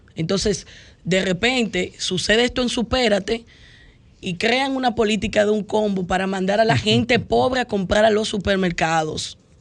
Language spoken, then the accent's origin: Spanish; Dominican Republic; como dominicanos